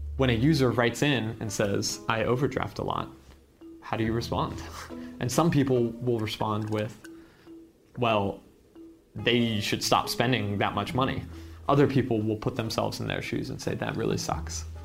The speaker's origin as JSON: {"language": "English", "town": "San Jose", "region": "California", "country": "United States", "tie": "born or raised there", "said": "I grew up in San Jose."}